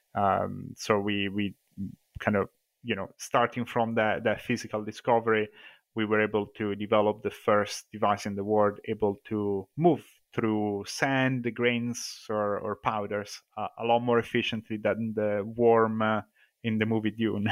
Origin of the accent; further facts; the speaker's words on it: Italy; moved away as an adult; now in Scotland, United Kingdom; as you can probably tell from my accent, I'm originally from Italy, but I've been in Scotland for the last, uh, fourteen years.